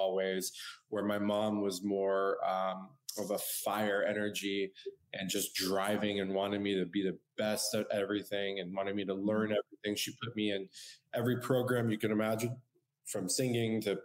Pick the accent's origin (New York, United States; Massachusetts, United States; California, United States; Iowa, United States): California, United States; San Diego; I was born and raised in San Diego, California